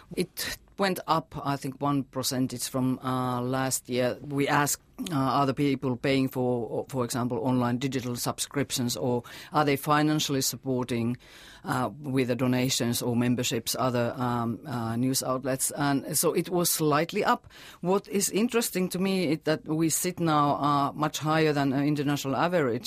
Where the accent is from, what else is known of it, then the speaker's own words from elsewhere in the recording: Finland; now in New Zealand; my home country, Finland.